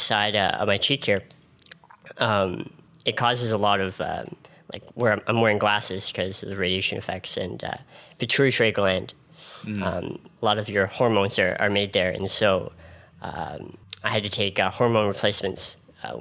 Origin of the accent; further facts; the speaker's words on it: Ottawa, Ontario, Canada; I'm from right here in Ottawa